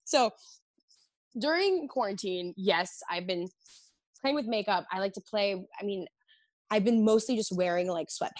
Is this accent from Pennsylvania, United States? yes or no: no; New York, United States; growing up in New York